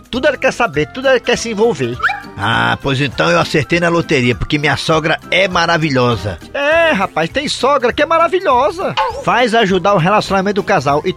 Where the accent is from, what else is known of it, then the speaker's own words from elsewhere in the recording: Croatá, Ceará, Brazil; É, sou de Croatá, exatamente.